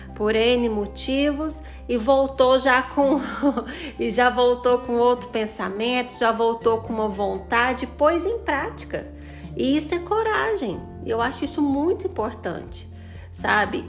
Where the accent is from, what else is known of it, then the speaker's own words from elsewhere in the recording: Goiânia, Goiás, Brazil; now in Formosa, Brazil; Eu sou de Goiânia, mas moro aqui em Formosa